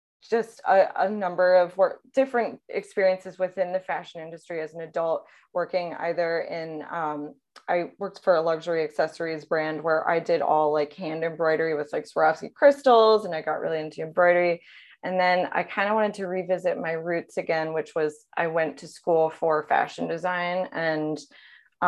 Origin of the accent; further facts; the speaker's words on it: New York City, New York, United States; moved away as an adult; also born or lived in Los Angeles, United States; now in St. Louis, United States; I am originally born and raised in the New York City area, but I have been in St. Louis for about 5 years now, so I consider it my home